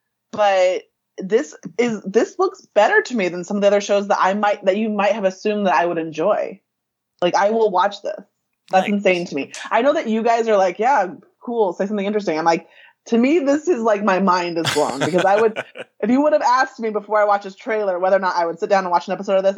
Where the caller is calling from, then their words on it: Des Moines, Iowa, United States; Iowa. Yeah. Des Moines, the capital of the huge capital of Iowa, which I don't even think has a million people in it.